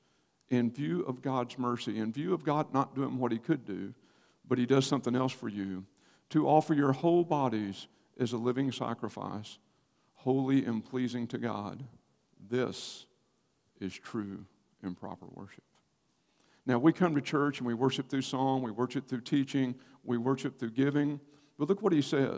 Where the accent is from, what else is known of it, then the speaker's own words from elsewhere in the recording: Paris, Texas, United States; moved away as an adult; also born or lived in College Station, Texas / Cincinnati, Ohio; I was born and raised in Paris, Texas